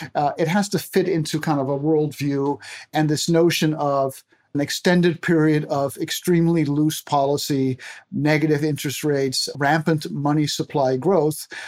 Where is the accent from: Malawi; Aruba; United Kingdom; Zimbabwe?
Aruba; moved away as an adult; now in United States; I grew up, born and raised in Aruba of Dutch parents, found my way to the U S, and I have been here my whole adult life